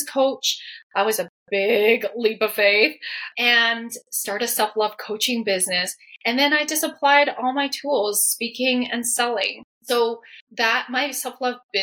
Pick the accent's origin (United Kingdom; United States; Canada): Canada; I am Chinese Canadian. So I'm first generation Chinese Canadian. So my parents are from Hong Kong